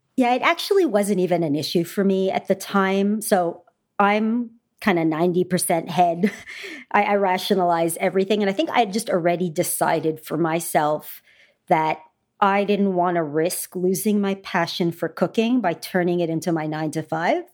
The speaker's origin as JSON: {"language": "English", "country": "Canada", "tie": "born or raised there", "said": "I grew up in Canada"}